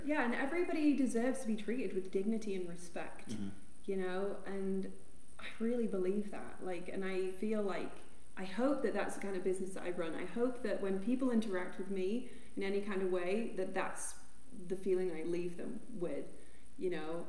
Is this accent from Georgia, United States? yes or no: no; Amarillo, Texas, United States; now in Colorado, United States; I'm from Amarillo, Texas